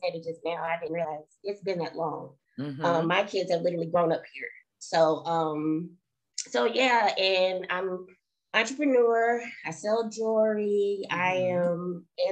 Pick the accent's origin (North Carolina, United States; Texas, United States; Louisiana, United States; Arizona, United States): North Carolina, United States; also born or lived in Germany; I am raised in North Carolina. I was born in Germany. Like we just said, I moved to North Carolina in 1989.